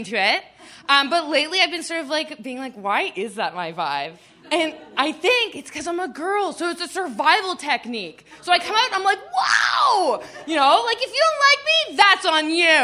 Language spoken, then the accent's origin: English; Aurora, Ontario, Canada; moved away as an adult; also born or lived in Toronto, Canada; now in Brooklyn, United States; I'm originally from just north of Toronto. I grew up in Aurora, Ontario, Canada